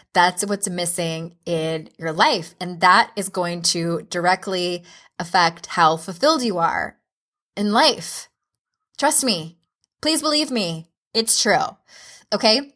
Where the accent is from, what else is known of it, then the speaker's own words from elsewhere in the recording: San Diego, California, United States; moved away as an adult; now in Utah, United States; I moved from San Diego to Utah in 2011, I think that was, I had only lived in one place my whole life.